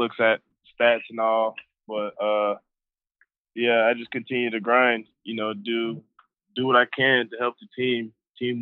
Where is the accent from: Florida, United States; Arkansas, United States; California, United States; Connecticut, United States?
California, United States; Los Angeles; moved away as an adult; now in Colorado, United States; I'm originally from Los Angeles, you know, I have family out there